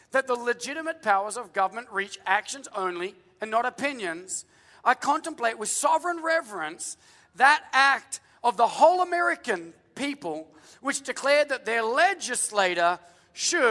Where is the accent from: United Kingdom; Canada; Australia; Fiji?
Australia; now in United States; as an Australian